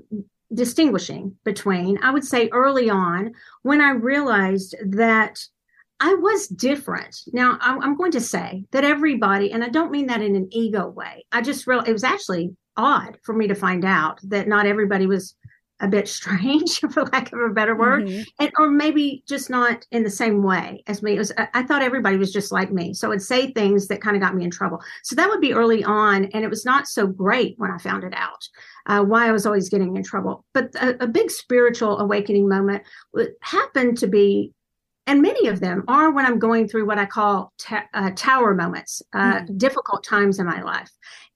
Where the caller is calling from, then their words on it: Dallas, Texas, United States; Dallas, Texas, in the United States.